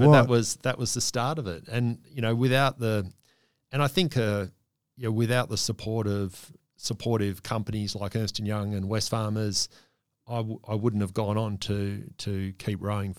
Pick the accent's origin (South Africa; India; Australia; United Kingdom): Australia; And all of a sudden, as an Australian athlete, certainly a rower, there was every likelihood that you could aspire to win a medal.